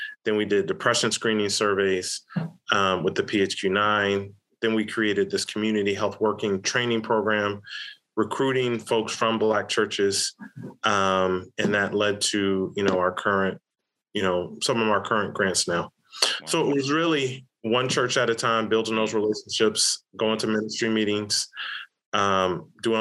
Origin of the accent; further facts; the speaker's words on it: the South, United States; growing up in the South